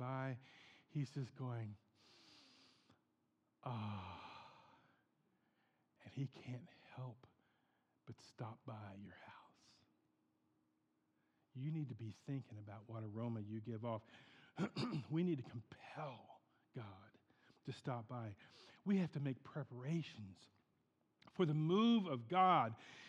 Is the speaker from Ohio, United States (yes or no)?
yes; Portsmouth, Ohio, United States; moved away; We had a bread factory in Portsmouth, in my hometown in Ohio